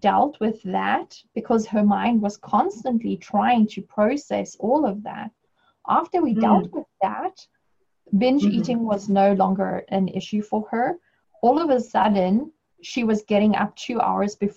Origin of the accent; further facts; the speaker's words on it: South Africa; moved away; my home country, South Africa